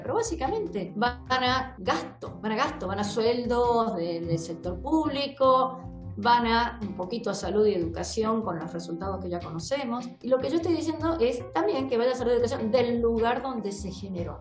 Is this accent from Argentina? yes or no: yes; Argentina